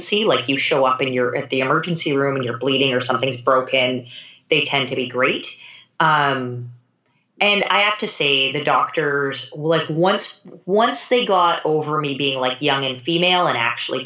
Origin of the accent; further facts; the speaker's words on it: Canada; I am a Canadian living on the West Coast